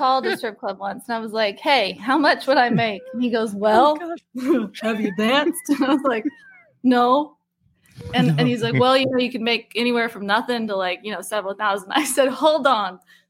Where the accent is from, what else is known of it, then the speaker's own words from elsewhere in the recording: Oregon, United States; Okay, I'm from Oregon